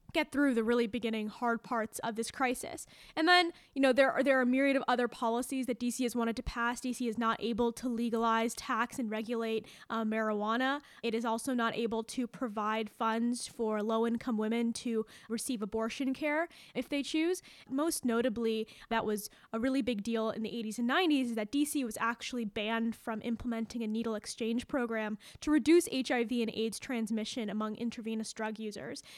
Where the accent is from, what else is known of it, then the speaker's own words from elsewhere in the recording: Maryland, United States; moved away as an adult; now in Washington, D.C., United States; I grew up in Maryland, right on the other side of D C